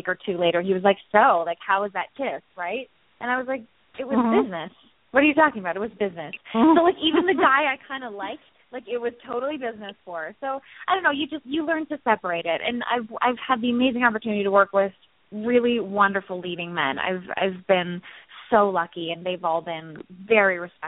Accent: Minnesota, United States; I'm from Minnesota

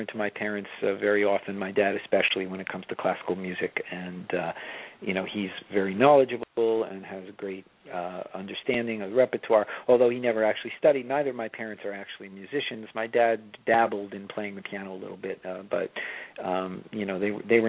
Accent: Long Island, New York, United States; also born or lived in Baltimore; I grew up on Long Island

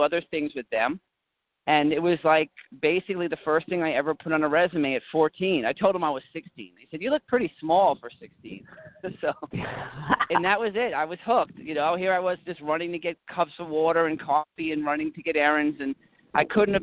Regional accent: New York City, New York, United States; when I was a kid, I was growing up in the Lower West Side of New York

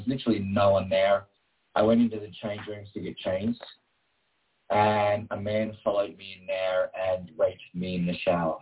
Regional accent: Queanbeyan, New South Wales, Australia; I grew up in a little town called Queanbeyan, which is just outside of Canberra

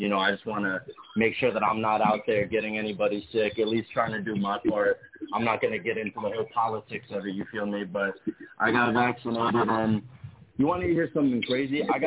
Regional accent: New York City, New York, United States; I grew up in Brooklyn

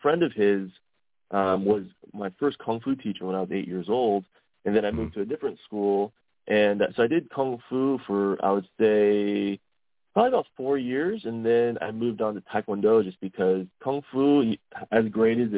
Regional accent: Delaware, Ohio, United States; moved away as an adult; also born or lived in Columbus, Ohio / San Diego; I grew up in Delaware, Ohio, kind of out in the farmlands

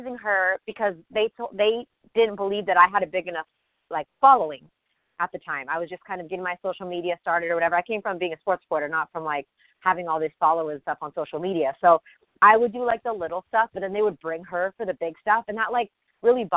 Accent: Southern California, United States; I grew up in Southern California

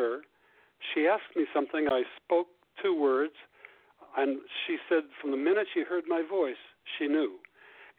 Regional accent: Ohio, United States; moved away as an adult; I grew up in Ohio and went to Columbia when I went to college

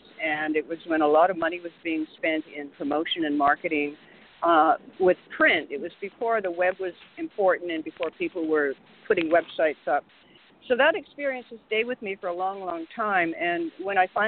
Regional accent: Vancouver, British Columbia, Canada; moved away as an adult; also born or lived in Montreal / Toronto; now in New York, United States; I'm originally from Vancouver, Canada. I went to school there. I went to university and art school.

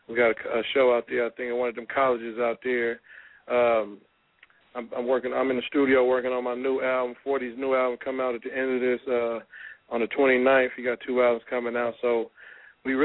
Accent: the Bay Area, California, United States; now in Sacramento, United States; I'm from the Bay anyway, originally, you know, born and raised

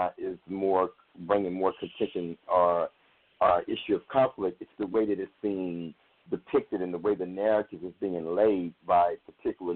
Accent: Fort Worth, Texas, United States; I'm from Fort Worth, Texas

